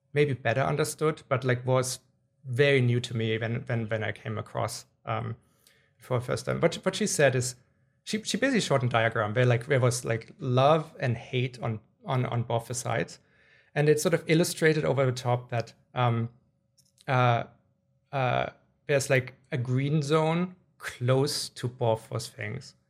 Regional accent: Germany; moved away; I grew up in Germany

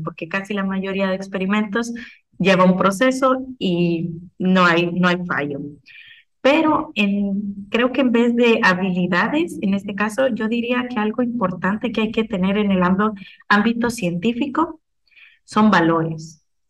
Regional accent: Guatemala; moved away as an adult; algo que tenemos mucho como guatemaltecos y como gente san carlista es que somos autodidactas

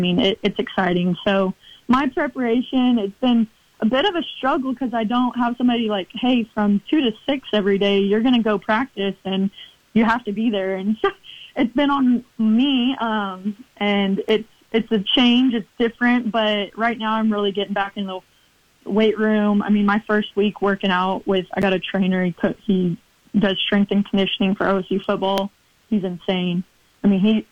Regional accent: Oklahoma, United States; my hometown, my home state

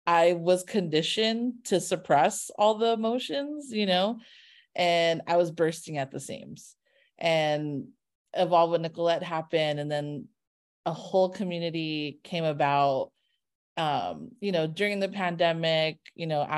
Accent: Carson, California, United States; I'm from Carson

